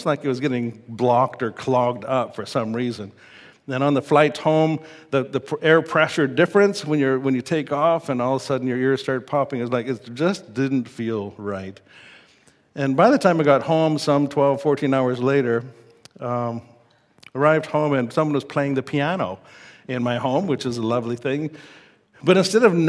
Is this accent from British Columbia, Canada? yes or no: no; Saskatoon, Saskatchewan, Canada; growing up in Saskatoon